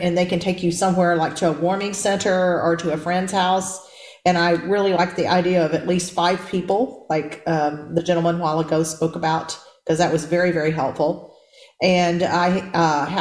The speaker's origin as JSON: {"language": "English", "region": "Texas", "country": "United States", "said": "I'm from Texas"}